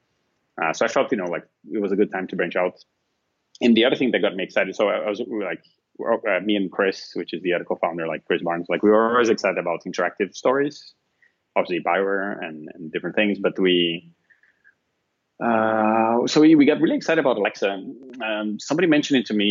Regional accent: Brazil; moved away as an adult; also born or lived in Finland; now in Portugal; I'm originally from Brazil

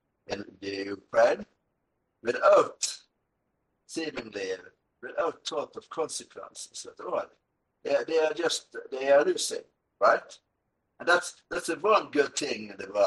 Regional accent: Norway

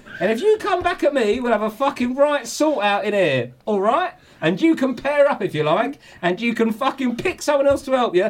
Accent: London, United Kingdom; I'm from South East London, not Basildon.

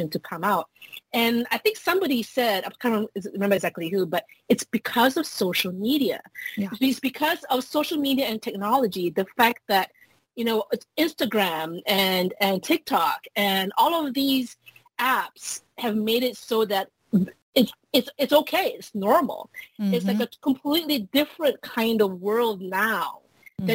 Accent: Malaysia; moved away as an adult; now in United States; I grew up in Asia. I grew up in Malaysia.

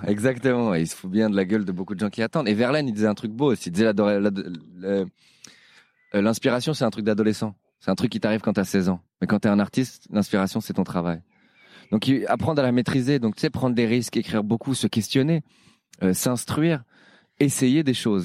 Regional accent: Paris, Île-de-France, France; je suis parisien

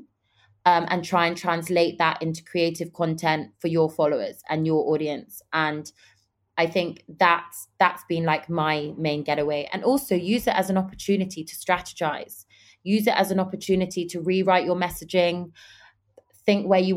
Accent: London, United Kingdom; also born or lived in Dubai / New York / Los Angeles; I'm from London, obviously, and I'm from a family of entrepreneurs.

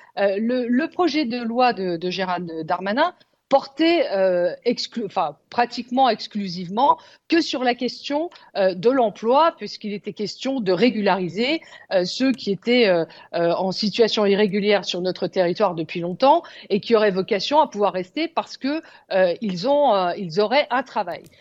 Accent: France; Chez nous, en France

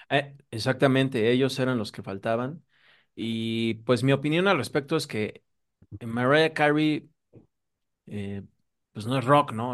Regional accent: Mexico; nosotros como mexicanos

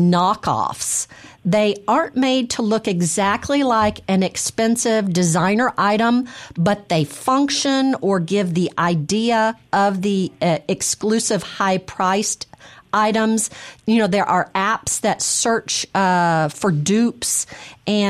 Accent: Mississippi, United States; I'm from Mississippi

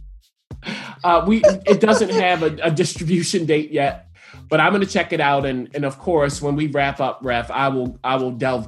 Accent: Baltimore, Maryland, United States; I'm from Baltimore

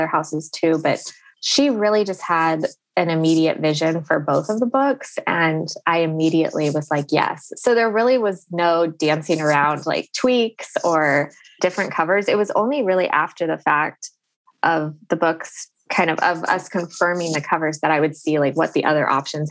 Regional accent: Fresno, California, United States; I grew up in Fresno, which is really the center of it

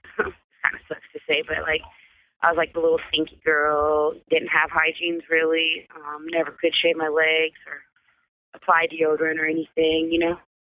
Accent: Columbia, Missouri, United States; Columbia, Missouri.

